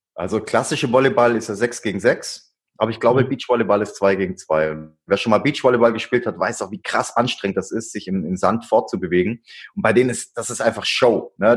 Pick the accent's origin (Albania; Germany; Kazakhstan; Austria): Germany; Swabia; ich bin ein Schwabe